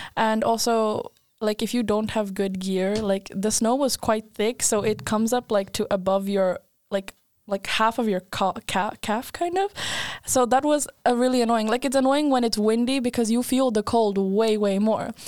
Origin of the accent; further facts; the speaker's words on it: Skåne, Sweden; now in Linköping, Sweden; I grew up in Sweden